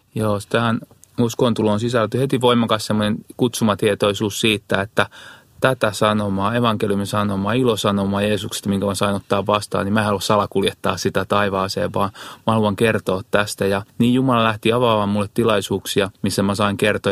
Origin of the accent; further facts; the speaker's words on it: Kihniö, Pirkanmaa, Finland; Mä oon lähtöissä semmoista pieneltä paikkakunta kuin Kihniö, mikä on tuo Parkanon, Virtojen ja Jalasjärven välistä